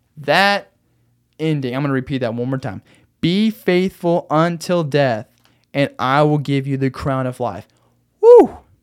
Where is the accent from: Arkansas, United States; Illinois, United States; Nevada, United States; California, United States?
Arkansas, United States; now in Phoenix, United States; in Arkansas, In my hometown